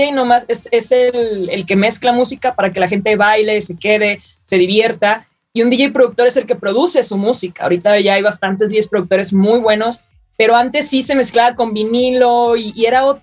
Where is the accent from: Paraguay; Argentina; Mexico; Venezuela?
Mexico; he estado en Ultra Music Festival Miami, en Main Stage, siendo la primera mexicana en hacer eso.